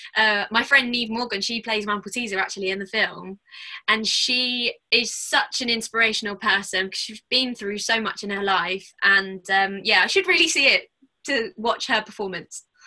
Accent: Watford, East of England, United Kingdom; I was born in Watford, so um, quite near to Wembley

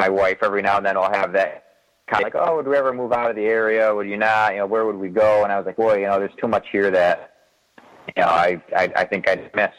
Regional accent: Western Massachusetts, United States; I grew up here

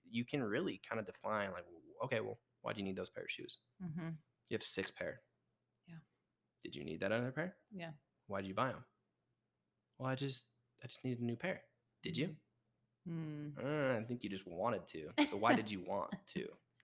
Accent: Utah, United States; also born or lived in San Diego; we grew up in Utah

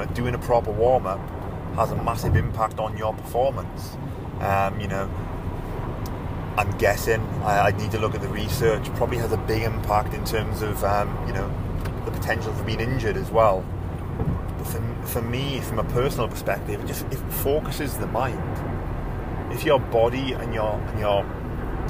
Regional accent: United Kingdom; I'm British

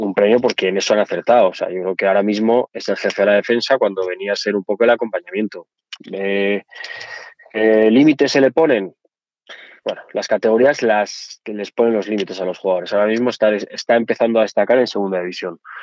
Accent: Asturias, Spain; accent: Asturian; moved away as an adult; also born or lived in Madrid; now in Zaragoza, Spain; acento asturiano es algo que no me gusta. A mí me encanta. No sé por qué. Tengo que... Me dirán, oye, ¿cómo puedes renegar? Pues reniego, no me gusta. Yo llevo fuera de, Asturias, de que me fui a Madrid y todo esto, pues llevaré 20 años. Yo no me lo quito

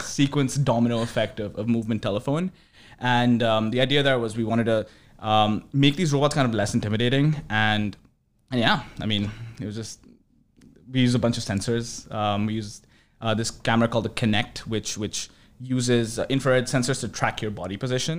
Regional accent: New Delhi, Delhi, India; moved away as an adult; also born or lived in Urbana-Champaign, Illinois, United States; now in United States; I grew up in New Delhi, India

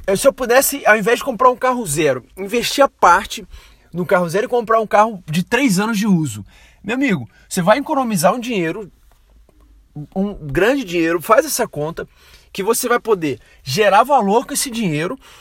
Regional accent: Brazil; sou brasileiro

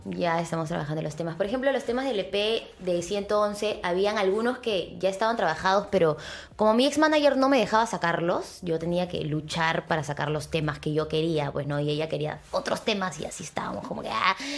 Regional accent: Peru; Como peruanos que somos

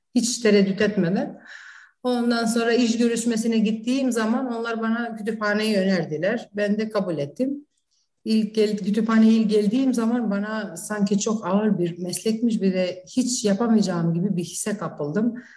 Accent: Prizren, Kosovo; Turkish is a second language; also born or lived in North Macedonia; now in Kičevo, North Macedonia; Kosova'da doğum, Prizren'de doğmuşum. Hı-hı. Kuzey Makedonya'da yaşıyorum. Arnavut'um. Ee, aynı zamanda işte Türkçe, Makedonca, Arnavutça konuştuğumuz bir ortamda büyüdük

